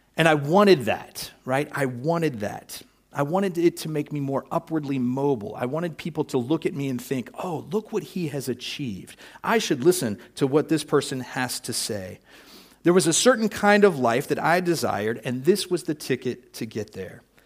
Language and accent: English; United States; I'm an American